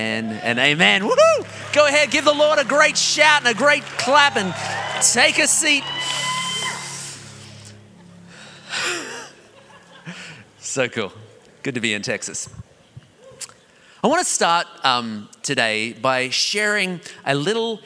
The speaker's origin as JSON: {"language": "English", "country": "Australia", "said": "I'm Australian"}